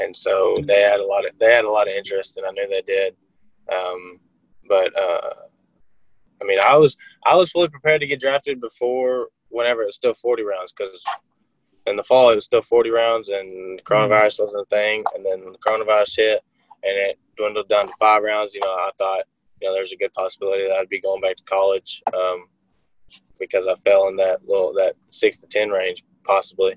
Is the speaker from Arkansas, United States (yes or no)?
yes; Arkansas, United States; accent: twang; I'm from Arkansas.